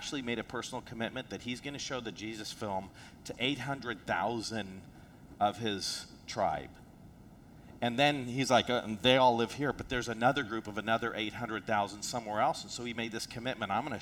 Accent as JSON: {"language": "English", "country": "South Africa", "tie": "born or raised there", "moved": "yes", "said": "I'm from South Africa."}